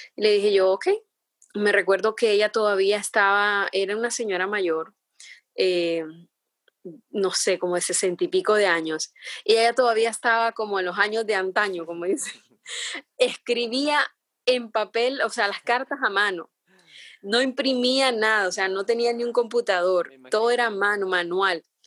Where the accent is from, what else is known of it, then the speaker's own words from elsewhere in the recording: San Pedro Sula, Cortés, Honduras; moved away as an adult; now in Miami, United States; Sí, estoy de Honduras, sí. Soy de San Pedro Sula.